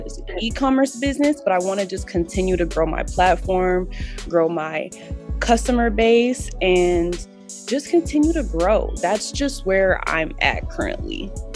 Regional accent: Denver, Colorado, United States; I'm from Denver, Colorado

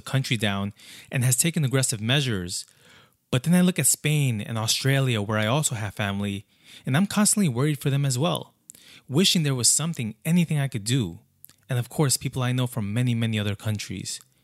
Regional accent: Brentwood, New York, United States; on Long Island, specifically Brentwood, one of the largest communities of immigrants, like, that's my hometown

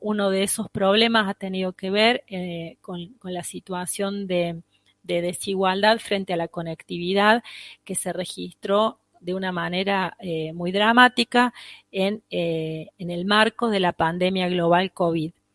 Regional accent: Argentina

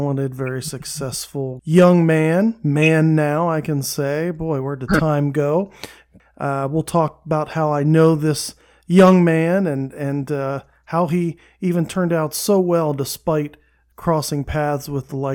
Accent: Camp Hill, Pennsylvania, United States; also born or lived in Manchester, Pennsylvania; I was from Camp Hill, really, originally, and then transferred from Cedar Cliff to Redland

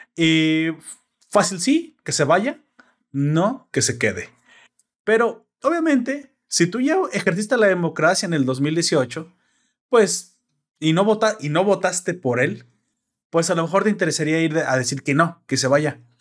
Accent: Mexico; yo soy mexicano

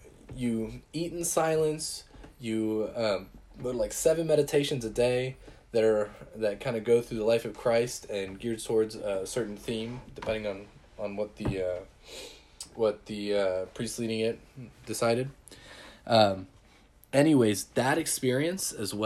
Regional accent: Texas, United States; I'm from Texas. It's flat as heck.

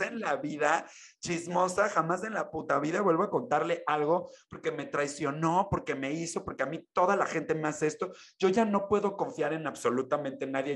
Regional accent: Mexico; soy mexicano

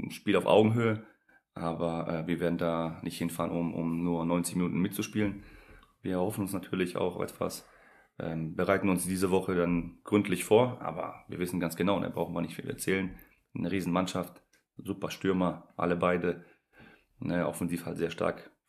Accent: Poland; war Jugendnationalspieler in der U16 für, für mein Heimatland Polen.

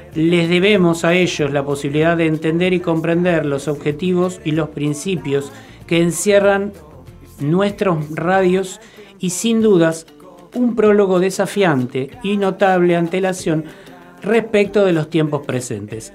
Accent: Buenos Aires, Argentina; soy porteño

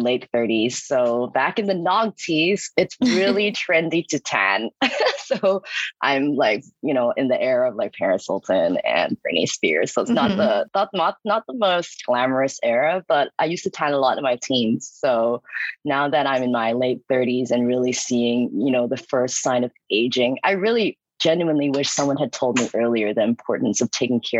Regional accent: Hong Kong; moved away; also born or lived in New York; I'm from Hong Kong and I graduated from New York University

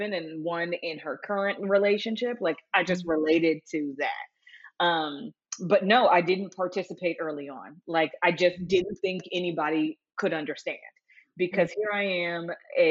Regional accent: Los Angeles, California, United States; I'm from Los Angeles, California, and I'm a widow.

